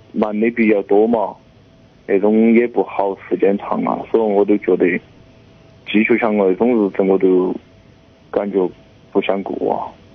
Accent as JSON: {"language": "Chinese", "region": "Chongqing", "country": "China", "tie": "born or raised there", "moved": "as an adult", "lives_now": "Yunnan, China", "said": "我们老家嘛，就是重庆的，但是现在他在湖南，我在云南"}